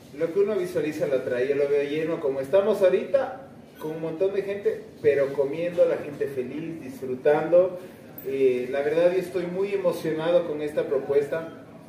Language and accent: Spanish; Ecuador; somos Ecuador